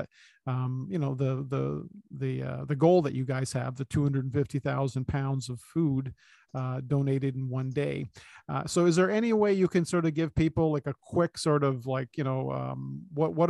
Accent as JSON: {"language": "English", "town": "Toronto", "region": "Ontario", "country": "Canada", "tie": "born or raised there", "said": "I was born and raised in East Side of Scarborough, literally on the border of North York and Scarborough."}